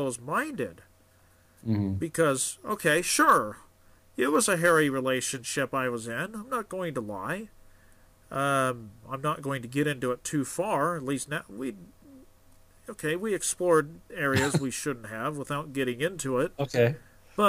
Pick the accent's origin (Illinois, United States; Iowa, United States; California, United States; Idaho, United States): Idaho, United States; Oregon and; I grew up in Oregon and Idaho, and when I went to high school in Idaho